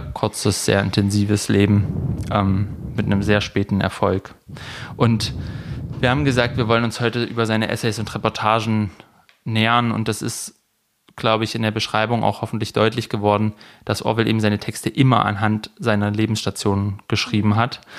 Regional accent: Leinbach / Neckar area, Baden-Württemberg, Germany; born or raised there

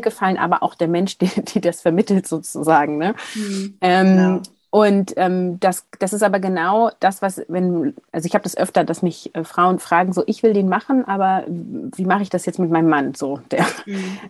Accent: Hamburg, Germany; now in Bremen area, Germany; dass ich geborene Hamburgerin bin

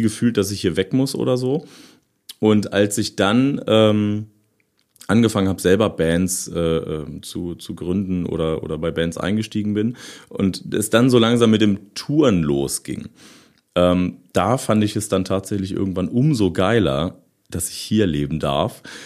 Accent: Osterode am Harz, Lower Saxony, Germany; Ich bin äh, in Osterode geboren, aber dann so, so äh, zwei, drei Kilometer außerhalb irgendwie aufgewachsen

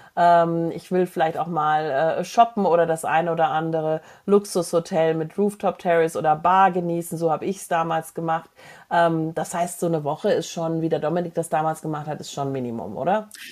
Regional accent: Germany; als Deutscher

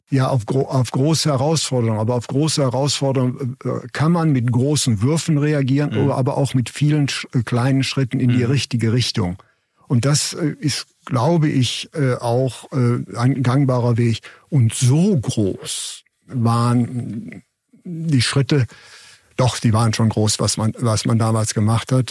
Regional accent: Germany; als Deutsche

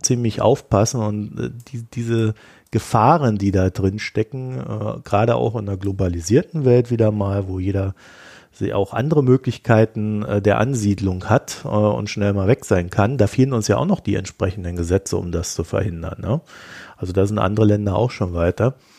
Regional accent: Germany; ich komme ja aus der DDR

